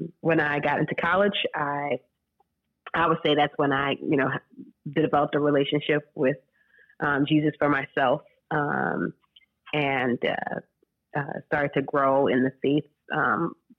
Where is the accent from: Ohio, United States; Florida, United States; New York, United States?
New York, United States; Rockland County; now in St. Louis, United States; I grew up in Rockland County, New York